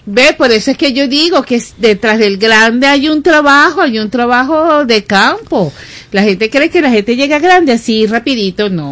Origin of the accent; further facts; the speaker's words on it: Venezuela; somos venezolanos